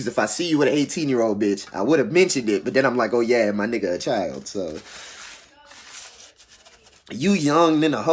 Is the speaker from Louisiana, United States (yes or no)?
yes; New Orleans, Louisiana, United States; because I'm from New Orleans